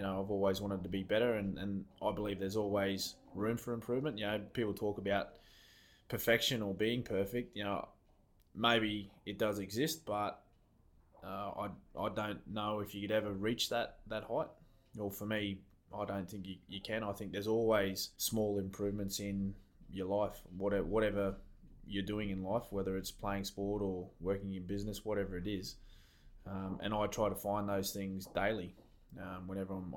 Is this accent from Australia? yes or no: yes; Logan City, Queensland, Australia; now in Melbourne, Australia; I grew up in Queensland, a town called Logan City, which is in between Brisbane and the Gold Coast